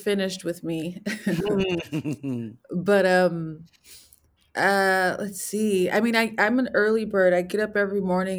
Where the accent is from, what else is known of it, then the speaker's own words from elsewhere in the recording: Los Angeles, California, United States; I am from Los Angeles, California, specifically a neighborhood called Chavez Ravine.